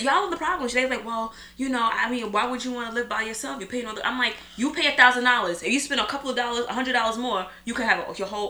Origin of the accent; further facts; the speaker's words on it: New York City, New York, United States; as a New Yorker that's born and raised here